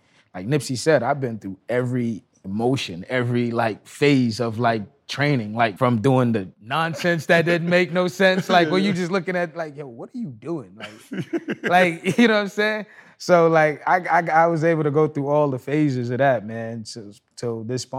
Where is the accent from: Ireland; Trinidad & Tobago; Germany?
Trinidad & Tobago; also born or lived in Brooklyn, New York; now in California, United States; I was born and raised in Trinidad, first and foremost. I came here